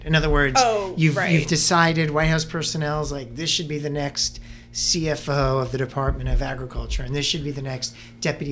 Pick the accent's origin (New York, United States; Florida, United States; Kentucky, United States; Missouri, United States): New York, United States; now in Arlington, Virginia, United States; I grew up in New York